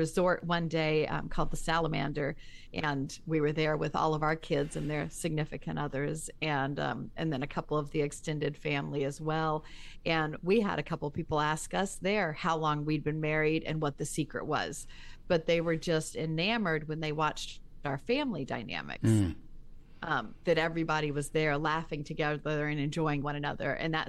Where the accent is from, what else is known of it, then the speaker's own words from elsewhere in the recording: the South, United States; Ah, I am from the South. A barbecue is only when it involves pork or brisket.